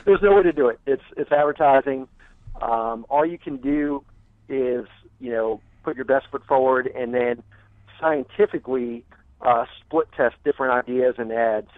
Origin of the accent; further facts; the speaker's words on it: United States; I am American